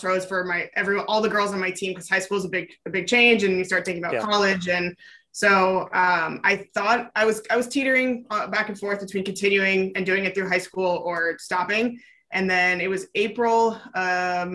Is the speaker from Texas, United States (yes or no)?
no; California, United States; moved away; also born or lived in New Jersey; I grew up in California